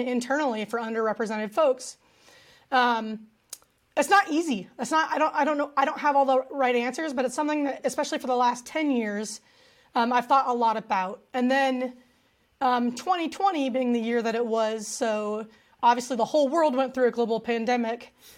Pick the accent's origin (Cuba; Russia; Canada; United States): United States; my dad's family is from Mexico, um, he himself is from California. Uh, so I grew up in a very traditional American household